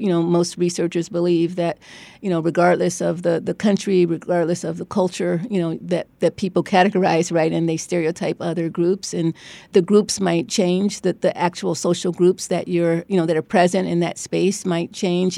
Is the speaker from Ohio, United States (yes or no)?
yes; Cleveland, Ohio, United States; moved away as an adult; also born or lived in Beachwood, Ohio / New Haven, Connecticut; now in Stanford, United States; I grew up in Cleveland in an all-black neighborhood. And when I was twelve years old, my parents announced we were moving, uh, to an all-white, um, sub-, suburb